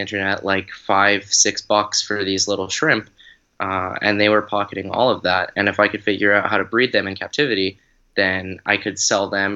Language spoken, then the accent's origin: English; South Carolina, United States; also born or lived in Boston / Atlanta; I was born in Boston and then lived in Atlanta for a little while, but I grew up here in South Carolina for most of my middle school, high school age